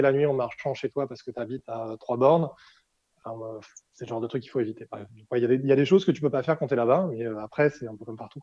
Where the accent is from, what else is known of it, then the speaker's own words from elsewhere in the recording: France; moved away as an adult; also born or lived in Brazil; en tant que Français